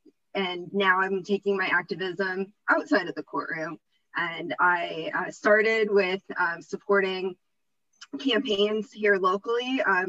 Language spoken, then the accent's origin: English; Naples, Florida, United States; now in Fort Myers, United States; I grew up in Naples, but I currently reside in Fort Myers.